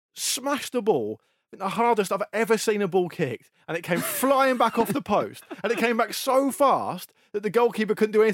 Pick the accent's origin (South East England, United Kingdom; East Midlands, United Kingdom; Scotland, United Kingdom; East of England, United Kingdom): South East England, United Kingdom; the South Coast; I grew up on the South Coast. It's windy all the time.